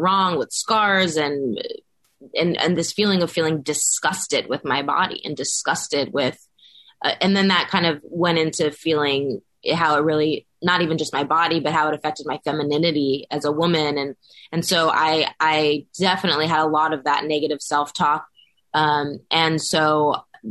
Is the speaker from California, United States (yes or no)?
yes; Los Angeles, California, United States; I grew up in Los Angeles, born and raised